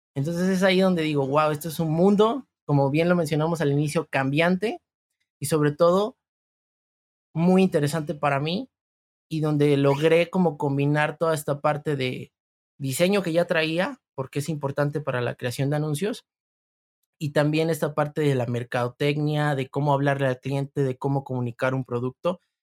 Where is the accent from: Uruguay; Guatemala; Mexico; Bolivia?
Mexico; Veracruz; yo soy del estado de Veracruz